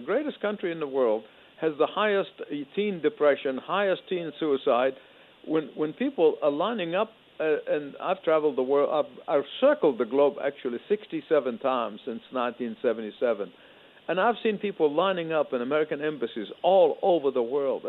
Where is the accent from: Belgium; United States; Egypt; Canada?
Egypt; moved away; as a boy growing up in Egypt under socialist dictatorship